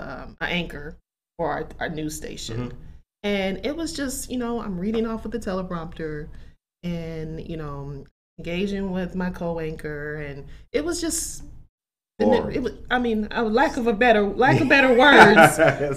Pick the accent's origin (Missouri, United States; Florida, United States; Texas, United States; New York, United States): Missouri, United States; New Madrid; moved away as an adult; New Madrid is, you know, my hometown is about 3,300 people. We're about 2 hours north of Memphis, about two and a half south of St. Louis. So we are at called the Boot Hill. It's the bottom, you know, southeast Missouri.